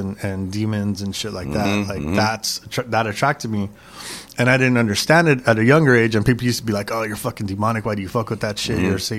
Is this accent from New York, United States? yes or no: no; Los Angeles, California, United States; But I grew up in San Gabriel Valley, East LA.